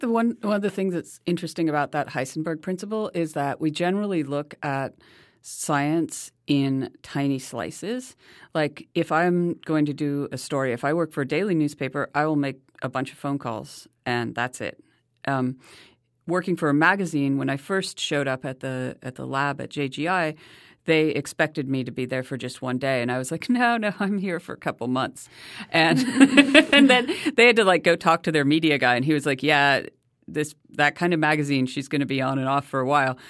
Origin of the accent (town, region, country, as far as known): United States